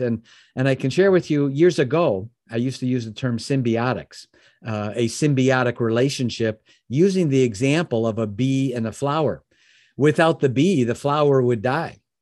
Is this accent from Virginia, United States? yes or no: no; Chicago, Illinois, United States; now in Michigan, United States; I live in Michigan now, but I'm born and raised in the Chicagoland area